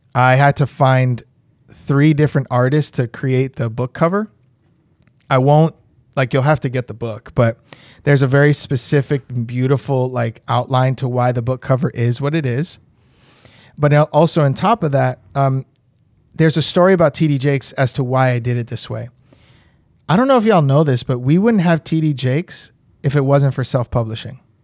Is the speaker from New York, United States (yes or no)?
yes; New York, United States; moved away as an adult; now in Puerto Rico; I grew up in New York